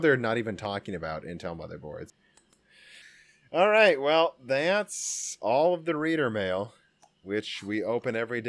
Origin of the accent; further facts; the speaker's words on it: Midwest, United States; well, we're from the Midwest, so we're all coal miners, right, Dan?